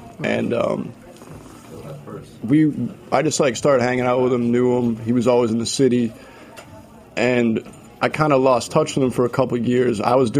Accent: Boston, Massachusetts, United States; I grew up in Boston

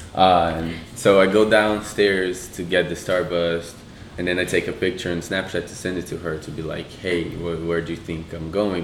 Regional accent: São Paulo, Brazil; moved away as an adult; also born or lived in Washington, United States; now in United States; I'm from Brazil, Sao Paulo. Um, I grew up in a very, very poor area of Brazil.

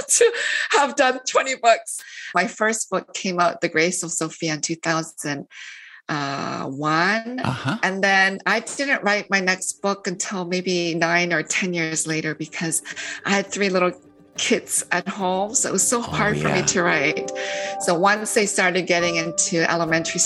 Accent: London, Ontario, Canada; also born or lived in Korea / Toronto; we moved to London, Ontario, which is about 2.5 hours west of Toronto. So I kind of grew up in this small town

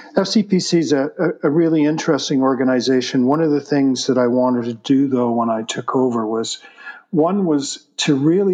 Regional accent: Toronto, Ontario, Canada; moved away; also born or lived in Vancouver, Canada; I moved here from Vancouver. I'm originally a Torontonian, but spent the last 35 years of my life in Vancouver

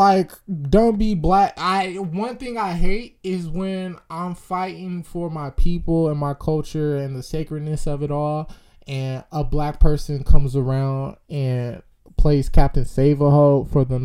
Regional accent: Sacramento, California, United States; I'm from South Sac, baby. Not Elk Grove. Not Elk Grove at all. I just went to Sheldon my last 3 years of grade school

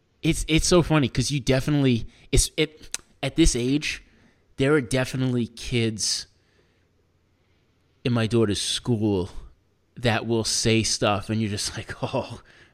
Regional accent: New York City, New York, United States; And like I feel like it's easier for me as a New Yorker because everyone around me is all different. Everyone, it's like every type of person is in New York.

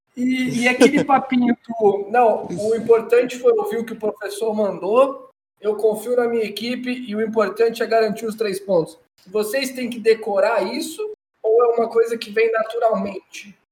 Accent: Brazil; a gente é brasileiro

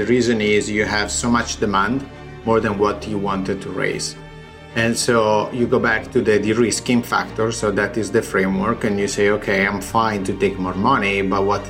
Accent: Italy; accent: Italian; English is a second language; moved away as an adult; now in United States; I have, you know, my accent, I'm Italian

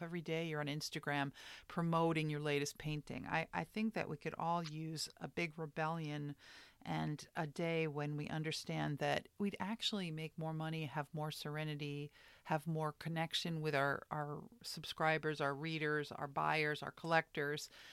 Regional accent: New York, United States; I come from New York

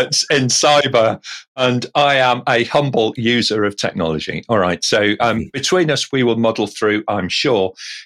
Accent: England, United Kingdom; as an Englishman

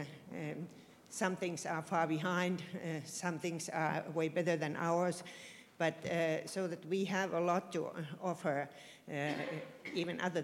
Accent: Finland; I come from Finland. I'm a professor at the University of Oulu

